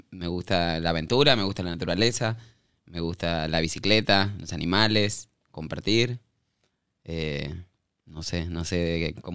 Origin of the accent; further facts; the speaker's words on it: Avellaneda, Buenos Aires Province, Argentina; moved away as an adult; also born or lived in La Plata; De Buenos Aires, nací en, ah. Avellaneda, ahí, ahí me crié.